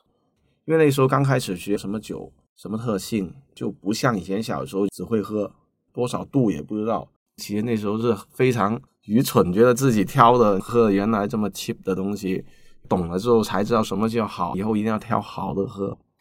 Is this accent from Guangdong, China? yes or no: yes; Guangzhou, Guangdong, China; 我是土生土长的广州人，西关仔，巴三的猪，啊，相对比较年长一点哈